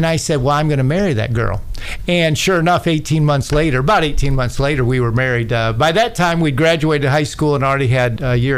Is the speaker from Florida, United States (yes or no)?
yes; St. Petersburg, Florida, United States; moved away as an adult; also born or lived in Pinellas Park, Florida; now in Tennessee, United States; when my mom and dad moved us from one part of Florida to St. Petersburg, Florida, it was me and my five younger siblings.